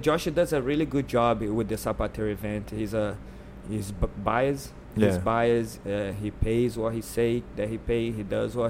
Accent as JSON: {"language": "English", "country": "Brazil", "moved": "as an adult", "lives_now": "Florida, United States", "said": "I'm from Brazil."}